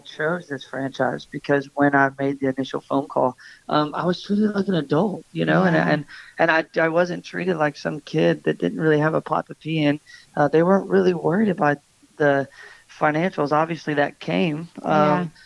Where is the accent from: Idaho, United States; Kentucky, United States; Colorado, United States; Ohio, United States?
Kentucky, United States; Bowling Green; also born or lived in Florida; I'm originally from Bowling Green, Kentucky, where we both reside now. Born and raised